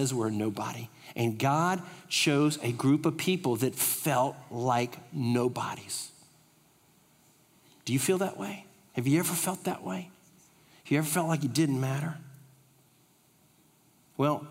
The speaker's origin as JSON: {"language": "English", "country": "United States", "said": "from America"}